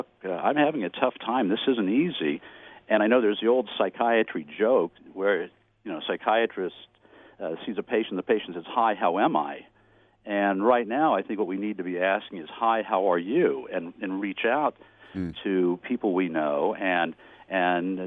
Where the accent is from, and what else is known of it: Kansas City, Missouri, United States; born or raised there